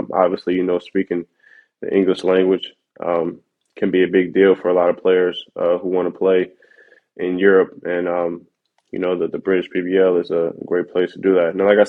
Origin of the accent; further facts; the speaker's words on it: Cleveland, Ohio, United States; now in Hamburg, Germany; Cavs. I'm from Cleveland.